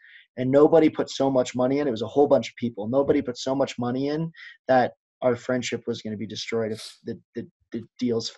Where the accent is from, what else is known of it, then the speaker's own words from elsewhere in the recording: Denver, Colorado, United States; moved away as an adult; now in Colorado Springs, United States; I'm from Denver